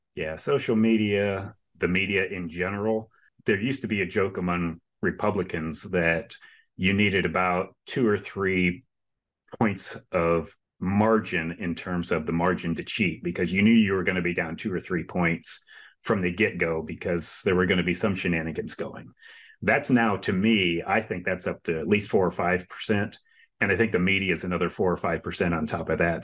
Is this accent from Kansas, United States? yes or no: no; Florida, United States; I, uh, grew up and born and raised in the state of Florida for fifty plus years